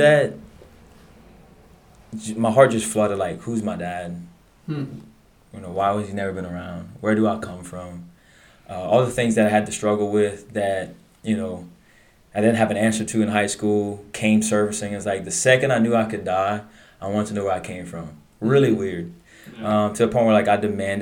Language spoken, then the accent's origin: English; Abbeville, Louisiana, United States; Born and raised in Abbeville, Louisiana